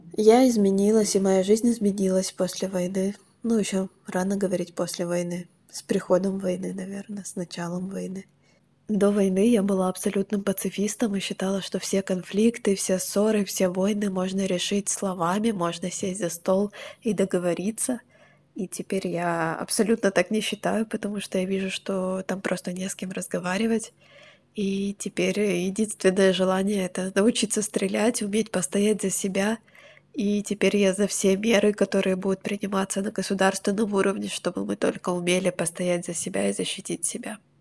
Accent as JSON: {"language": "Russian", "region": "Crimea", "country": "Ukraine", "moved": "yes", "lives_now": "Kyiv, Ukraine", "said": "я из Крыма"}